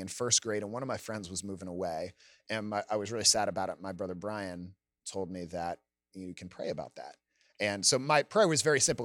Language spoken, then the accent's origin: English; Gaithersburg, Maryland, United States; I'm from Gaithersburg, Maryland. It's in Montgomery County, just out, about a half hour outside Washington, D C. I grew up with, uh, My parents, two older brothers